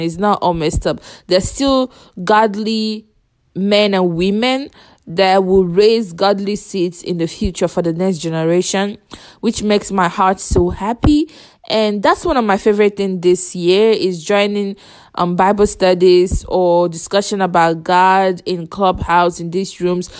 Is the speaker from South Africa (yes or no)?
no; Nigeria; I'm from Nigeria